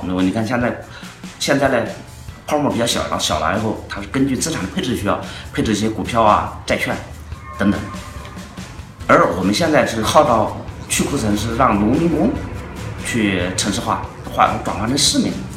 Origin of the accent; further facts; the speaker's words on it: China; 我们中国人最习惯于在泡沫里面游泳